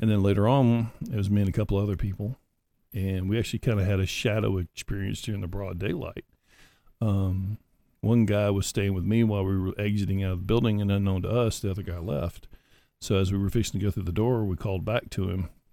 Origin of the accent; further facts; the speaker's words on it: Auburn, Alabama, United States; I'm from Auburn.